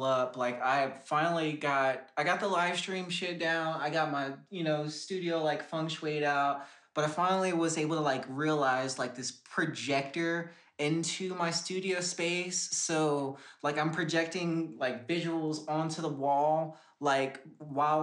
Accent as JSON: {"language": "English", "region": "Texas", "country": "United States", "tie": "born or raised there", "also_born_or_lived": "California", "moved": "as an adult", "lives_now": "Colorado, United States", "said": "originally I'm from Cali, but I was raised in Texas for the most part. But I moved out here. I've been out here for a year"}